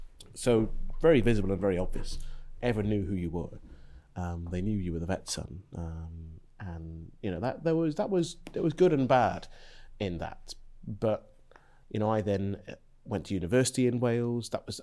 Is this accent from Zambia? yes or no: yes; Zambia; born there; Well, it's a bit of an odd route, because I was born in Zambia in 1974.